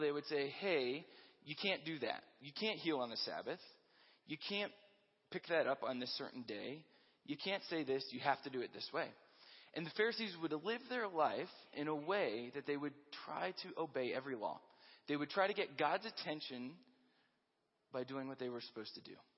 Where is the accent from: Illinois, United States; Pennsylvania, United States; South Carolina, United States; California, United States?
Pennsylvania, United States; Hershey; now in Colorado, United States; I grew up in Hershey, Pennsylvania